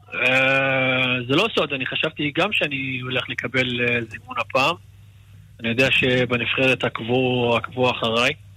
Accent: Israel; moved away as an adult; now in Bucharest, Romania; פה גדלתי ו... ולפה אני שייך

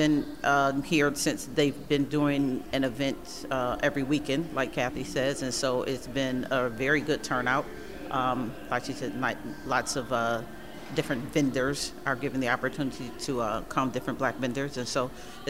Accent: Buffalo, New York, United States; for all the length of time that I've been in Buffalo, for the most part, I lived here

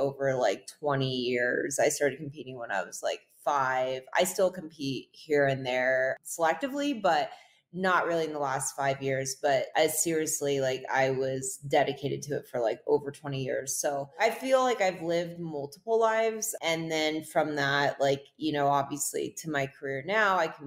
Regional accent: North Shore, Hawaii, United States; I grew up in Hawaii on the North Shore

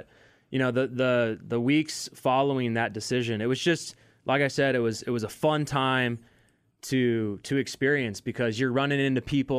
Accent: Kansas City, Missouri, United States; You know, I'm we're all from Kansas City. We know what it's like.

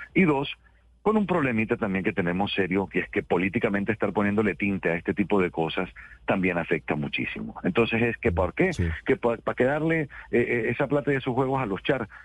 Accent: Colombian Caribbean coast, Caribbean Region, Colombia; yo soy costeño, soy caribeño

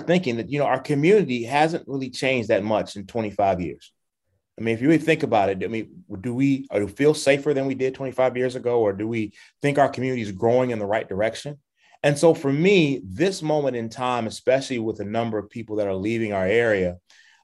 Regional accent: Chicago, Illinois, United States; also born or lived in South Shore, Chicago / Auburn Gresham, Chicago; I was born in South Shore and reared in Hyde Park

